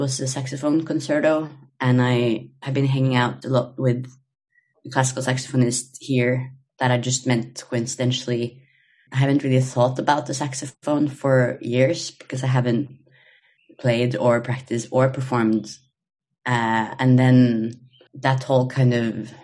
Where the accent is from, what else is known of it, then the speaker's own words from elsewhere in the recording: Norway; moved away as an adult; also born or lived in Copenhagen, Denmark; now in Los Angeles, United States; I'm from Norway, but currently in LA.